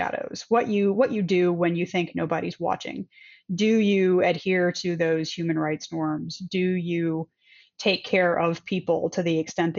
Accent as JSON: {"language": "English", "country": "United States", "said": "as an American"}